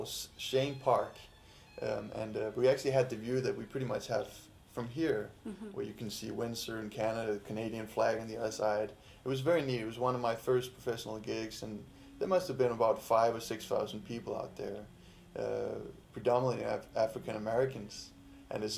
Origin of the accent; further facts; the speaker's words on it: Denmark; now in United States; I'm from Denmark